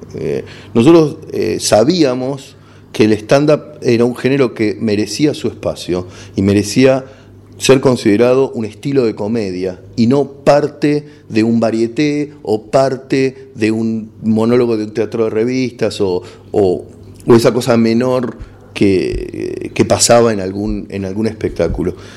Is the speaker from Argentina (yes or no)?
yes; Argentina; accent: Argentine; also born or lived in Los Angeles; mi acento pedorro argentino